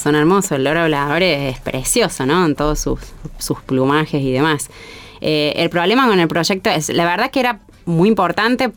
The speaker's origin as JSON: {"language": "Spanish", "region": "Córdoba", "country": "Argentina", "tie": "born or raised there", "said": "soy acá cordobesa, ¿no? Nacida y criada en Córdoba"}